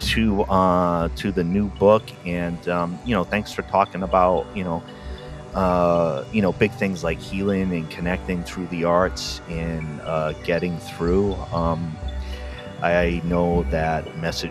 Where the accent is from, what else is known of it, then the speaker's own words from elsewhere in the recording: Rhode Island, United States; I'm from Rhode Island